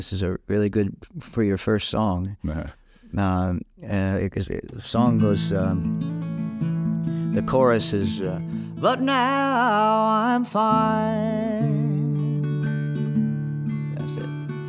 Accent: Maui, Hawaii, United States; also born or lived in Austin, Texas; I was born in Austin, Texas, but I had my first birthday in Hawaii, in Maui. And I did my early schooling in both places. And then when I got to junior high, I was in Maui most of the time.

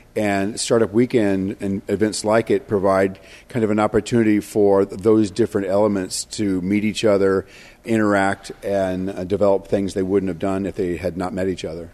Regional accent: East St. Louis, Illinois, United States; I'm from East Saint Louis, which I think is one of the greatest cities in America

